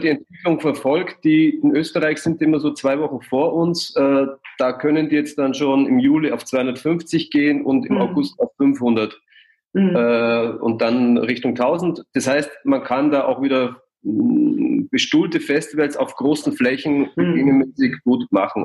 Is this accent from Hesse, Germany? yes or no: no; Passau, Bavaria, Germany; now in Munich, Germany; in Passau, wo ich herkomme